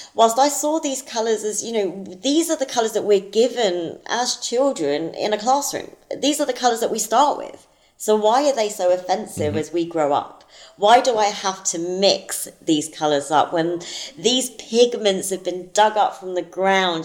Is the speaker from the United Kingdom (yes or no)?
yes; London, United Kingdom; moved away as an adult; now in United States; growing up in South London